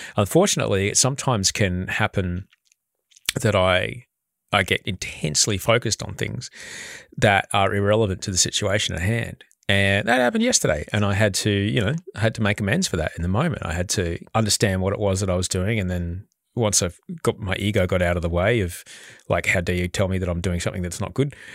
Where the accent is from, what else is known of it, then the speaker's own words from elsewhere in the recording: Brisbane, Queensland, Australia; I, I grew up in Brisbane